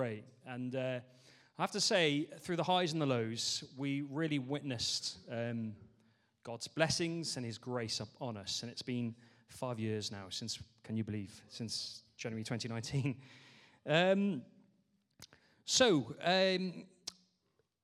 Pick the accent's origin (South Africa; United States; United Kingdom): United Kingdom; Barry, Wales; I grew up in Barry, but not Barry Island